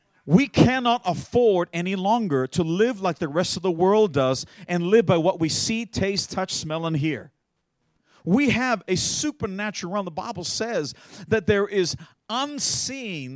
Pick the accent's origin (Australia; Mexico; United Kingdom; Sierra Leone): Australia; I'm an Australian